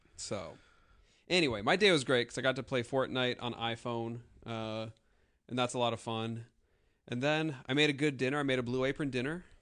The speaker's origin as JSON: {"language": "English", "region": "South Dakota", "country": "United States", "tie": "born or raised there", "moved": "yes", "said": "I'm always constantly the only person from South Dakota that anybody has ever"}